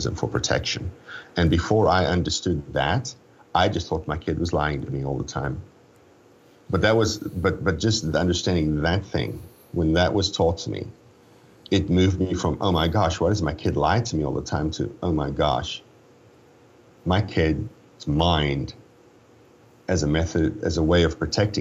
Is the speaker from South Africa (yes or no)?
yes; South Africa; I was born in South Africa